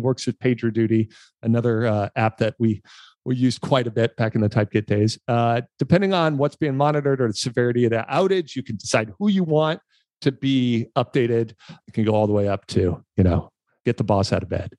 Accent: Los Angeles, California, United States; when I was a kid, I grew up in Los Angeles

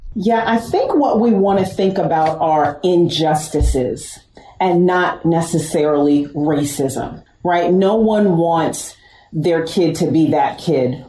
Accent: Westchester, New York, United States; I'm from New York, I'm from Westchester absolutely diverse, amazing.

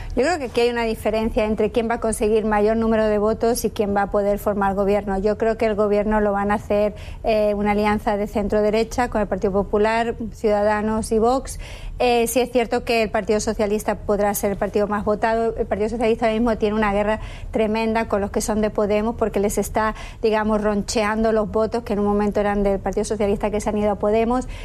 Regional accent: Spain; Como española que yo soy

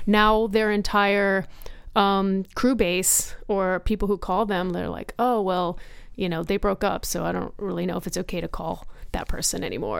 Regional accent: Rhode Island, United States; moved away; I grew up in Rhode Island.

